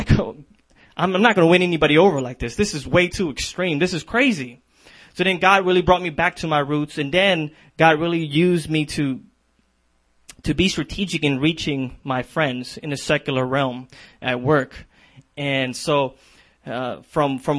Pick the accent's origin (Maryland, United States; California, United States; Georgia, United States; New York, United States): California, United States; San Diego; now in Minneapolis, United States; I'm originally from San Diego